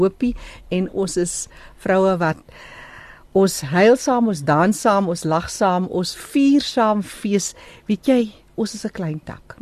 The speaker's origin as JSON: {"language": "Afrikaans", "area": "Namaqualand", "region": "Northern Cape", "country": "South Africa", "also_born_or_lived": "Port Nolloth", "moved": "yes", "lives_now": "Johannesburg, South Africa", "said": "Ek is van 'n Makoland"}